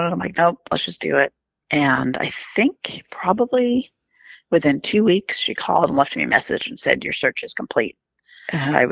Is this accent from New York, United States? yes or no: yes; New York, United States; born there; And I'm like, oh my gosh, I was born in New York.